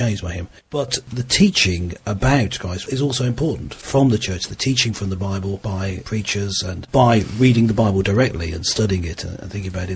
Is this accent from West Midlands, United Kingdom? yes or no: yes; Redditch, West Midlands, United Kingdom; moved away; also born or lived in Birmingham / China / London; I was born in Birmingham and I grew up around Birmingham, actually in Redditch, just south of Birmingham.